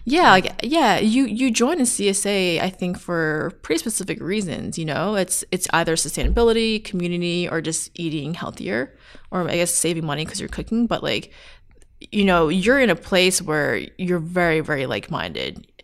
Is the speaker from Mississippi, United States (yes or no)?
no; Long Island, New York, United States; I'm from Long Island